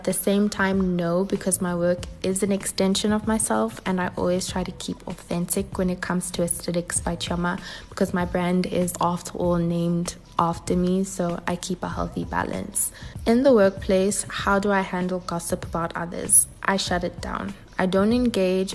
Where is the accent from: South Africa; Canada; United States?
South Africa; born and bred in sunny South Africa. I'm half Nigerian, half South African.